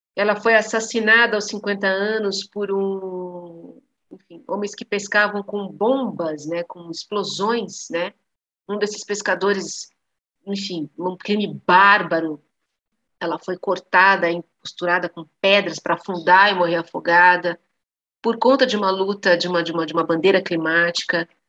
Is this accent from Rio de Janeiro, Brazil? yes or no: no; São Bernardo do Campo, São Paulo, Brazil; fui alfabetizada numa escola pública em São Bernardo do Campo, onde eu fui criada.